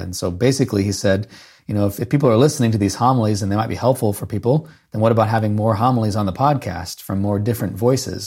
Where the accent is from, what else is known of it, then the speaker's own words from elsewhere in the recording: Haubstadt, Indiana, United States; I grew up in Hopstadt, Indiana